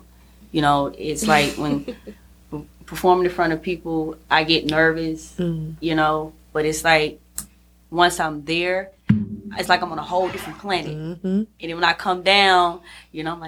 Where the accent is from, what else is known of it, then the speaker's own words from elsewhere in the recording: Jackson, Mississippi, United States; I'm from Jackson. Born and raised